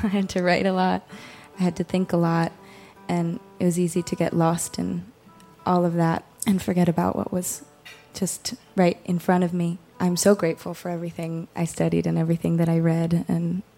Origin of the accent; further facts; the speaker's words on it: Cambridge, Massachusetts, United States; moved away; also born or lived in Lewiston; I grew up in Cambridge